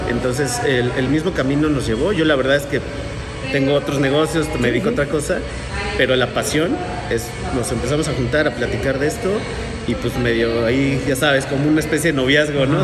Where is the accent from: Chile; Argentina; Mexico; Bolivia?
Mexico; Mexico City; moved away as an adult; now in Querétaro, Mexico; vengo de la Ciudad de México, nací allá, pero ya queretano adoptado como muchos de nosotros. Ya llevo aquí, no sé, creo que 16 años aquí en Querétaro